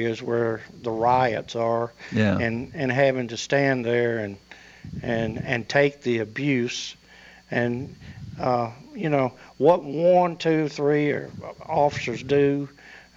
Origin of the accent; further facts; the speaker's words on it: Rutherford County, Tennessee, United States; we were raised in Rutherford County